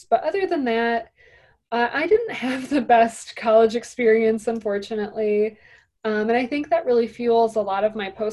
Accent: Indiana Dunes, United States; I grew up in the Indiana Dunes.

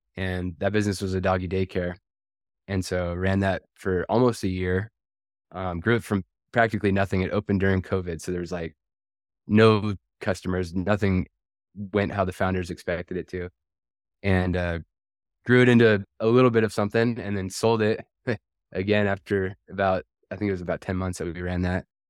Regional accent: Washington, United States; I'm originally from Washington State.

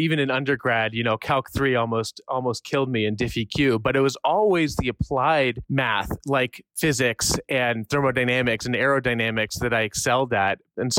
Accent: California, United States; also born or lived in Montreal, Canada; I ended up growing up in California, and I didn't become an American citizen until I was a senior at CU.

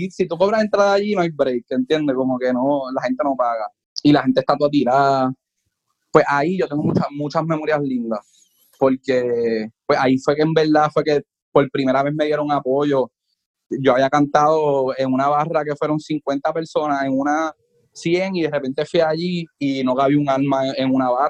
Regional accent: Puerto Rico; Mira, yo vengo de Puerto Rico a tocar en Costa Rica

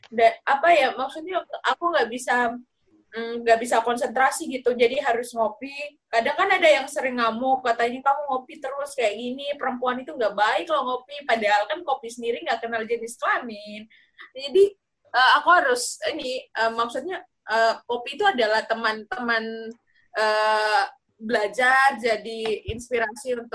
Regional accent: Sumba, East Nusa Tenggara, Indonesia; di daerah asalku misalnya Sumba itu kan nggak ada universitasnya ya nggak ada perguruan tinggi jadi otomatis aku harus merantau merantau ke ini walaupun masih dalam satu provinsi ya

